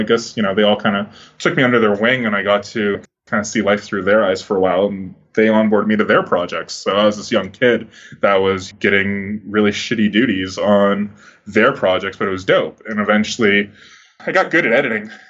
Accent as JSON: {"language": "English", "town": "Toronto", "region": "Ontario", "country": "Canada", "tie": "born or raised there", "said": "I grew up in Toronto"}